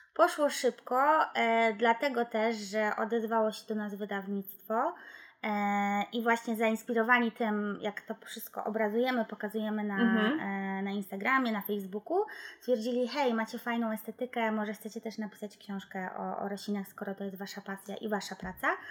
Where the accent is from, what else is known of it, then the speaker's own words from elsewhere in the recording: Wrocław, Lower Silesian Voivodeship, Poland; wywodzimy się z Wrocławia